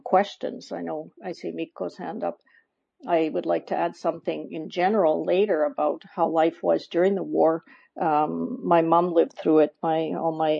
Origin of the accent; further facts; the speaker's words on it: Canada; I was born and brought up in Canada